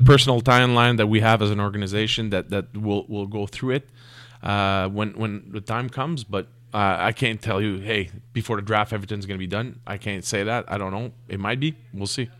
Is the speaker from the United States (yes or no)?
no; Canada; we're Canadian